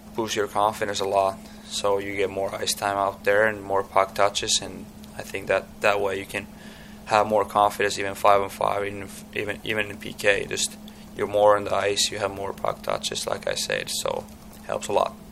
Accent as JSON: {"language": "English", "town": "Tampere", "region": "Pirkanmaa", "country": "Finland", "tie": "born or raised there", "second_language": "English", "moved": "as an adult", "said": "my hometown Tampere"}